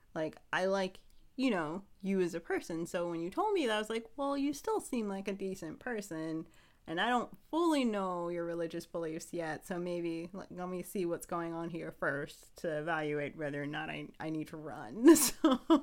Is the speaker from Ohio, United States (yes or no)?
yes; Ohio, United States; now in Pennsylvania, United States; I'm originally from Ohio. So after we left Ohio, moved here to Pennsylvania